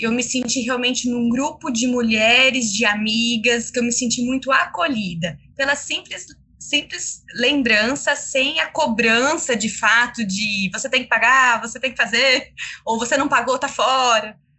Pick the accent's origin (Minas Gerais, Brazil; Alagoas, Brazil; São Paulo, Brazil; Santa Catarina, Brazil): São Paulo, Brazil; Campinas; accent: caipira; sou de Campinas, interior de São Paulo